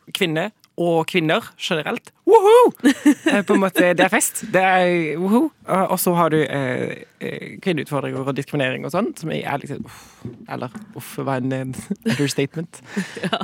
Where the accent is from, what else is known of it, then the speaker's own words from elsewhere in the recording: Sørlandet, Southern Norway, Norway; Jeg er fra Sørlandet